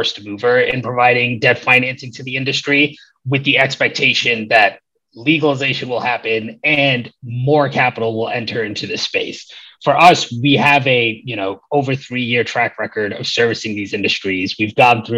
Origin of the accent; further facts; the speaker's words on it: New York City, New York, United States; moved away as an adult; now in Los Angeles, United States; I grew up in the Bronx in New York, and, you know, I lived there from 1988 to 2013